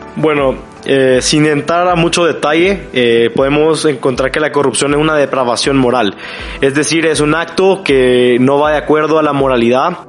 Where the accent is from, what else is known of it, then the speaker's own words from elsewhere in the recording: San Salvador, El Salvador; soy de San Salvador, El Salvador